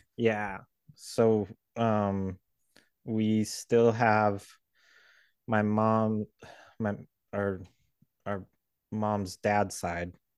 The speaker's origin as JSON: {"language": "English", "region": "Southern California", "country": "United States", "tie": "born or raised there", "said": "We grew up in California"}